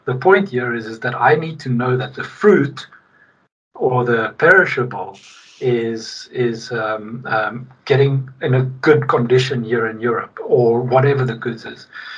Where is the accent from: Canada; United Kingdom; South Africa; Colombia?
South Africa; now in Sweden; I'm from Sweden now. I mean, I'm from South Africa originally, but I'm Swedish now